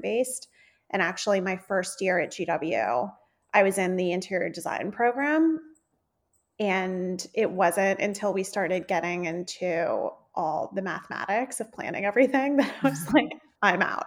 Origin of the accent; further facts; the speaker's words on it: South Florida, United States; moved away; I grew up in South Florida